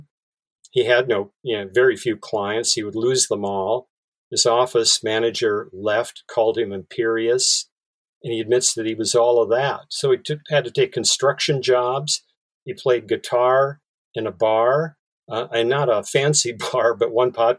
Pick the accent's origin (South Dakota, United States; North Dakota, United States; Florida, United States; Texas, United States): North Dakota, United States; Bismarck; now in San Francisco Bay Area, United States; I grew up in Bismarck, North Dakota